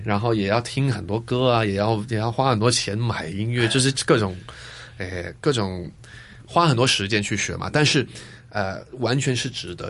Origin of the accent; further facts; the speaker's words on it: Hong Kong; moved away as an adult; 我小时候，我是在香港出生的，嗯。而，然后我爸爸是英国人嘛，呃，我长大的那个地方呢，是一个小村子